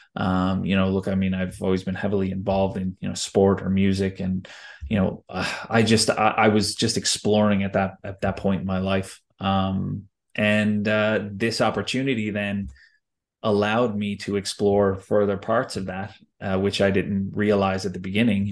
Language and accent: English; United States; moved away; growing up in the States